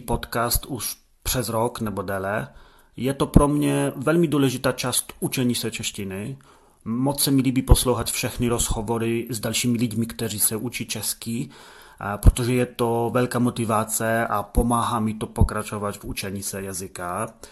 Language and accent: Czech; Poland; Czech is a second language; som Polak.